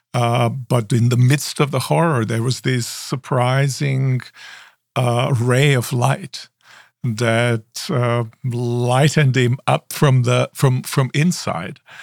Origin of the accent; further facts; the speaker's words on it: Osijek, Osijek-Baranja County, Croatia; now in United States; I was born in Croatia, in small town, uh, by the name of Osijek, and my Um, father was at that time, uh, in, um, training to become a minister, so that I grew up